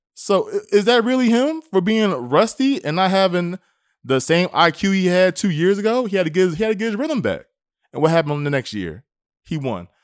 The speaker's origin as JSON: {"language": "English", "country": "United States", "said": "us as American people"}